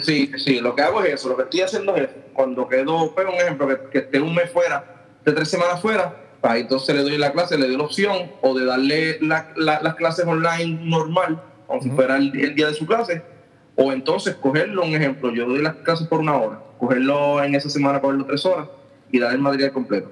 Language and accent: Spanish; Aguadilla, Puerto Rico; soy natural de Aguadilla, Puerto Rico.